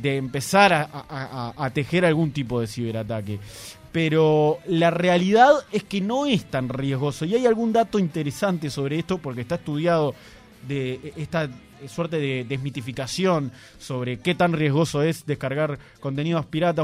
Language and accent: Spanish; Uruguay; somos los uruguayos